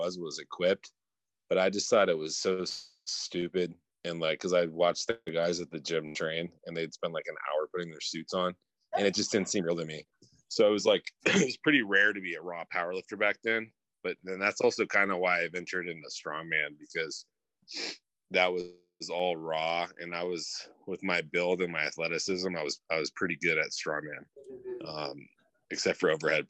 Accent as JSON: {"language": "English", "town": "Thousand Oaks", "region": "California", "country": "United States", "said": "I'm from just north of LA, town called Thousand Oaks, California."}